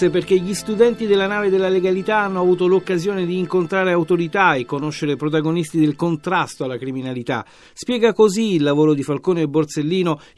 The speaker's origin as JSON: {"language": "Italian", "town": "San Francesco al Campo", "region": "Piedmont", "country": "Italy", "said": "Io faccio la seconda A e vengo da San Francesco al Campo in provincia di Torino, dalla scuola Media Costa."}